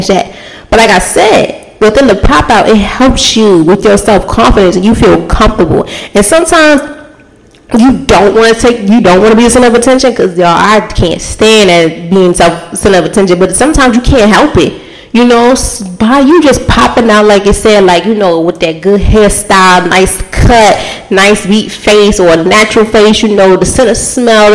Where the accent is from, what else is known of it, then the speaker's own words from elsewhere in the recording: Baltimore, Maryland, United States; I'm from Baltimore